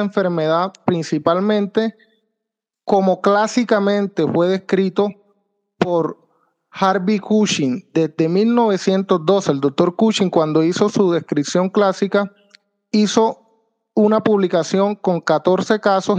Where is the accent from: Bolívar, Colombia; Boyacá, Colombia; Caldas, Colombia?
Bolívar, Colombia; San Juan Nepomuceno; moved away as an adult; also born or lived in Santa Marta / Santander / Cartagena / Sincelejo; now in Medellín, Colombia; Yo soy de San Juan Nepomuceno Bolívar